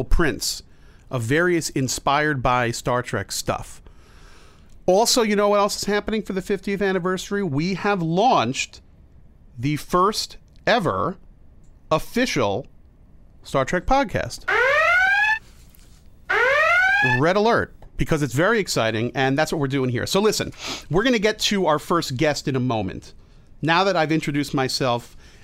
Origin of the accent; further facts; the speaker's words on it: New Jersey, United States; now in New York, United States; I grew up in Jersey